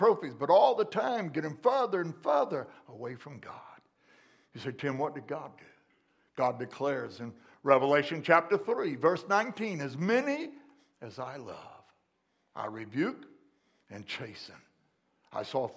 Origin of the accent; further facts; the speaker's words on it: McLeansboro, Illinois, United States; Walking down the street in my hometown, McLeansboro, Illinois